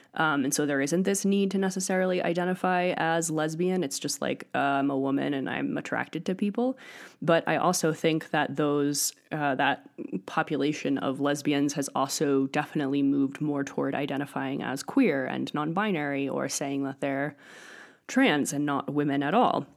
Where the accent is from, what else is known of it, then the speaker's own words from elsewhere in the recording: Northeast, United States; moved away as an adult; also born or lived in Europe; now in Crestone, United States; I grew up in the Northeast